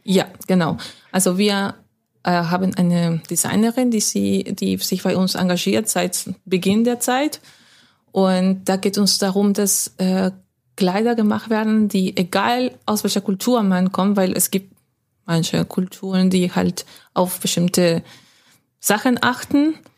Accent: Lima, Peru; first language Spanish; German is a second language; moved away as an adult; also born or lived in Hamburg / Schwäbisch Hall / Stuttgart / Frankfurt; now in Witten, Germany; ich bin in Lima aufgewachsen

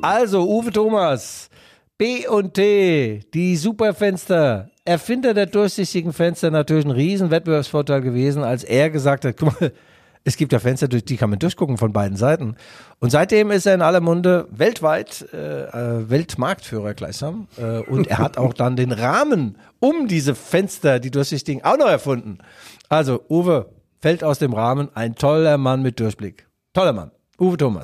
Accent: Mainz, Rhineland-Palatinate, Germany; bei uns in Mainz

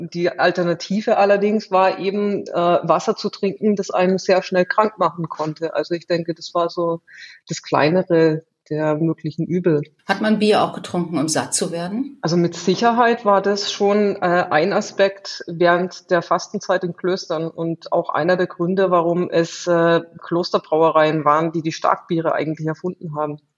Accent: Southern Germany, Germany; ich komme aus Süddeutschland

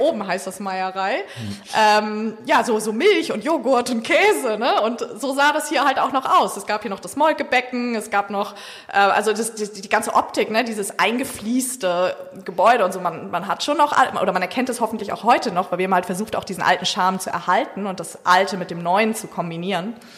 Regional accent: Hamburg, Germany; moved away as an adult; now in Sylt, Germany; ich bin gebürtig aus Hamburg

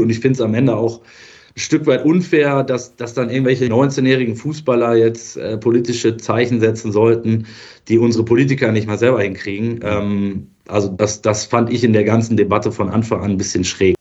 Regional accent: Germany; aus Deutschland

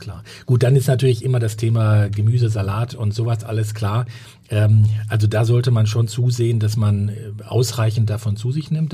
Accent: Sauerland, North Rhine-Westphalia, Germany; moved away as an adult; also born or lived in Ruhr area / Berlin; now in Hamburg, Germany; ich komme aus dem Ruhrgebiet und ähm, beziehungsweise dann auch äh, groß geworden im Sauerland

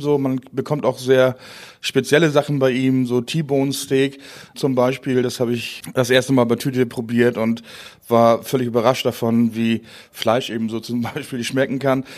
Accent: Dithmarschen, Schleswig-Holstein, Germany; first language Low German; German is a second language; also born or lived in Marne; now in Windbergen, Germany; Ich komme aus Dithmarschen, bin in Mahne geboren und Burg in Buchholz aufgewachsen

